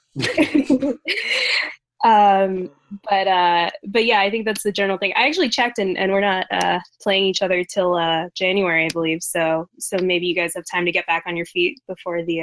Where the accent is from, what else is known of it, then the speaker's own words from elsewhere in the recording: New Jersey, United States; growing up in South Jersey